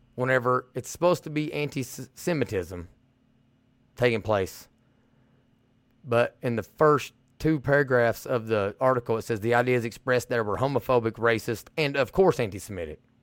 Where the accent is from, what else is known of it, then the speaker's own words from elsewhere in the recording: Eastern Kentucky, United States; coming out of the East, coming out of Eastern Kentucky.